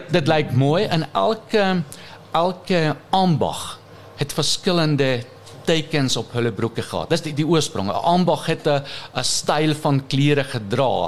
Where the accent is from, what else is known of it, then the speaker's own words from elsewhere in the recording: 100 km east of Munich, Bavaria, Germany; Afrikaans is a second language; moved away as an adult; now in Orania, South Africa; Ons kom van die suide van Duitsland. 100 km in die ooste van München. Ons het daar groot geraak